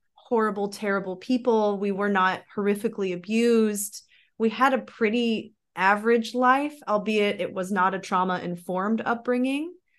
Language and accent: English; Missouri, United States; moved away as an adult; also born or lived in Florida; now in Germany; I grew up, um, I grew up in Missouri.